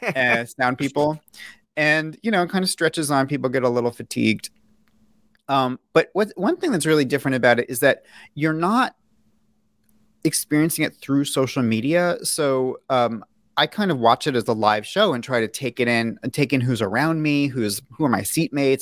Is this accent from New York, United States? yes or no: yes; New York City, New York, United States; I, I grew up in New York City.